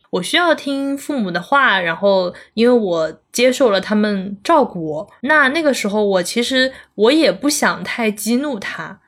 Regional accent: Zhejiang, China; also born or lived in Chengdu; 当时是在成都，我是浙江人嘛，然后在成都是大概住了一年好像，就听不懂他们的方言，然后听不懂川普

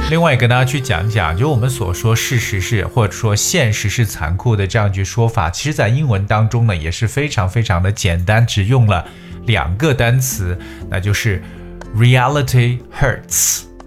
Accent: China; 我们中国人

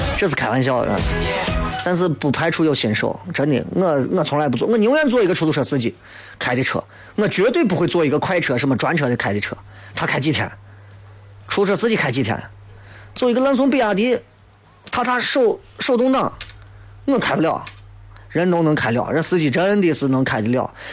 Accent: Xi'an, Shaanxi, China; 俺西安人

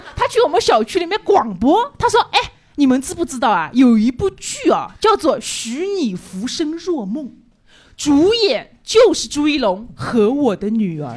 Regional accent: Changzhou, Jiangsu, China; accent: Changzhou dialect; 我就类似于瓜哥这种，就是推广我们那边的方言。

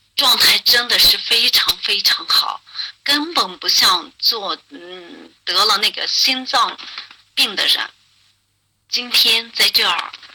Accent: Dingxi, Gansu, China; 我是来自甘肃的

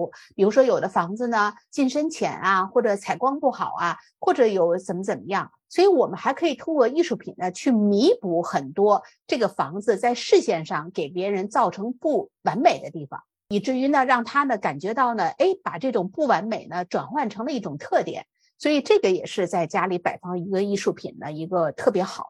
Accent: China; 但是我们作为中国人来讲呢，这个是我们生活当中不能回避的事情

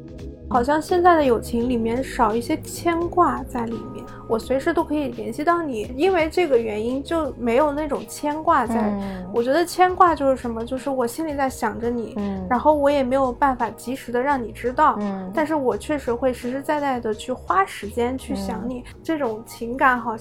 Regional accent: Northwest China, China; moved away; also born or lived in Jiangsu and Zhejiang; 作为一个北方人，尤其是西北人，那么这么爱吃面的这这个地域的人的话

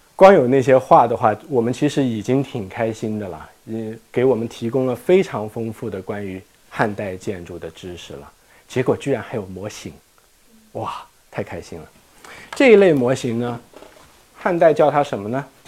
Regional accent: China; 我们中国人

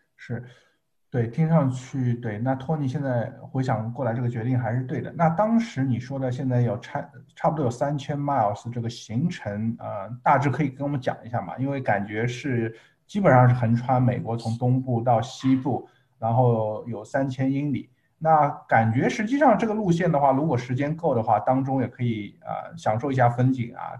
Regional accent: China; now in United States; 从我们中国人角度来说

